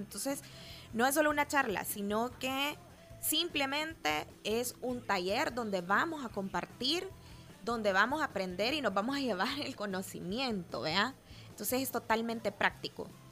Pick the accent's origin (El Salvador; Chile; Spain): El Salvador; como salvadoreños